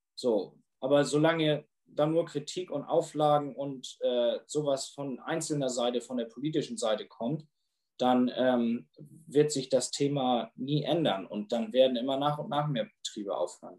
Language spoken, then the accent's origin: German; Germany; bei uns in Deutschland